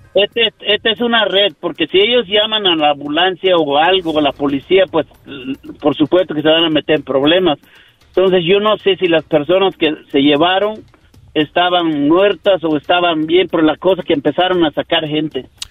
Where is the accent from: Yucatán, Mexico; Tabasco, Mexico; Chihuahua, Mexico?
Yucatán, Mexico; now in United States; de México, de Yucatán